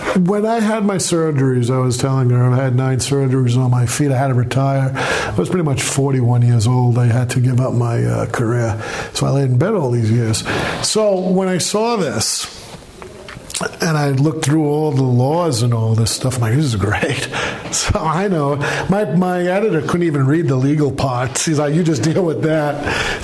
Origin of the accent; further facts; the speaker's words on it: New York City, New York, United States; now in Massachusetts, United States; I grew up in Brooklyn.